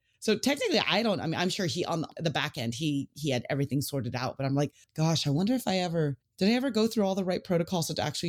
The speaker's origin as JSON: {"language": "English", "region": "California", "country": "United States", "tie": "born or raised there", "said": "I grew up in the Bay Area. So I basically grew up between Pebble Beach and Olympic Club."}